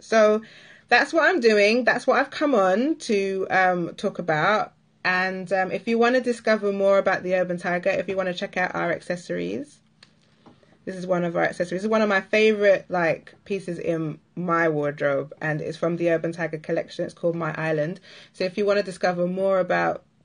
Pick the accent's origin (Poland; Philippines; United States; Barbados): Barbados; if you're an island girl like myself, I'm from Barbados